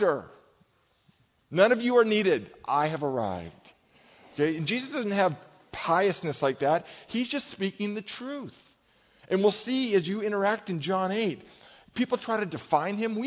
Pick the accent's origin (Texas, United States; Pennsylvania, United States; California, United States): California, United States; Marin; I grew up in Marin, okay? That's my home